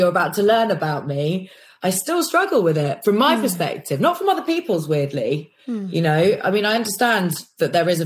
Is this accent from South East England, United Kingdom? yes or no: no; London, United Kingdom; also born or lived in Kirkcudbright, Scotland; I was born in London for literally about 10 days and then whisked up to Scotland to a place called Dumfries, a place called Kirkcudbright, which is in like the borders of Scotland